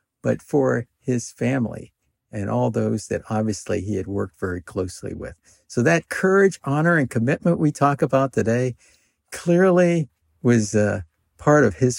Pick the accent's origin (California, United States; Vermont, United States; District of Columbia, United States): District of Columbia, United States; Washington; it was totally different from where I grew up in Washington, D.C.